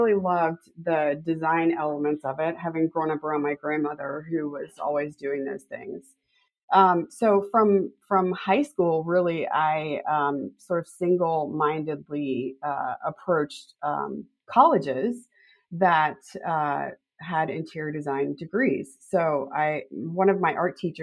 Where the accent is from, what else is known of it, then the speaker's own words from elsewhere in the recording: Florida, United States; I grew up in Florida, actually